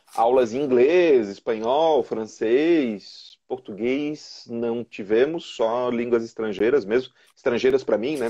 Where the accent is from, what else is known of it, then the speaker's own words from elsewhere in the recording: São José, Santa Catarina, Brazil; also born or lived in Florianópolis; eu sou nascido aqui em Florianópolis, resido em São José já desde pequeno